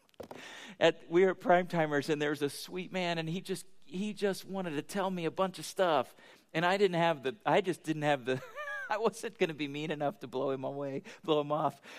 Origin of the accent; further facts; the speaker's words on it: United States; we're American